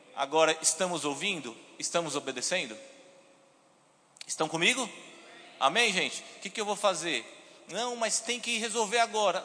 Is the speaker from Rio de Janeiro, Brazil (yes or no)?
no; São Paulo, Brazil; moved away as an adult; now in Campina Grande, Brazil; sou paulista, sou de São Paulo